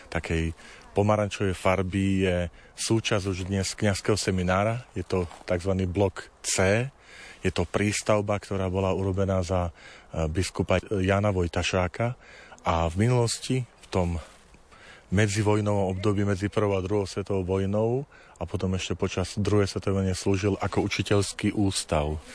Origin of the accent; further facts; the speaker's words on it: Tvrdošín, Žilina Region, Slovakia; Ja som vyrastal chlapec z dediny. Medvedzie to je časť pri tvrdošíne, kde sme doma gazdovali.